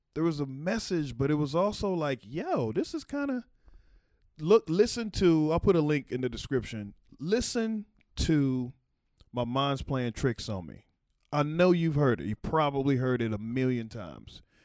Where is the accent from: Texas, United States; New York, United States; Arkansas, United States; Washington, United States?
Texas, United States; born or raised there